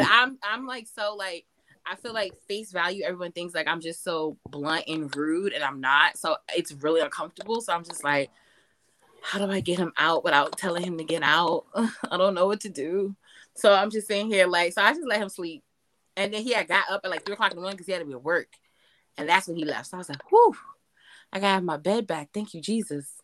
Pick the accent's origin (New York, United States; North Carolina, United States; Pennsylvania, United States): New York, United States; New York City; growing up in Harlem